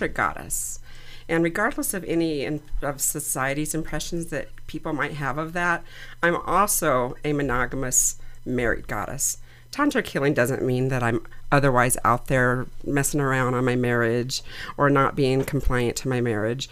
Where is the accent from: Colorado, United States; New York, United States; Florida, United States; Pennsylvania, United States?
Colorado, United States; Denver; I am a native